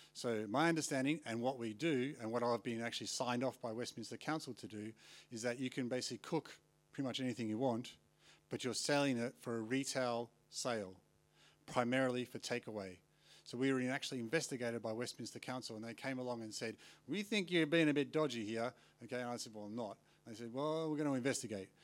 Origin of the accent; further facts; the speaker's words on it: Australia; moved away as an adult; now in London, United Kingdom; if I'm from Australia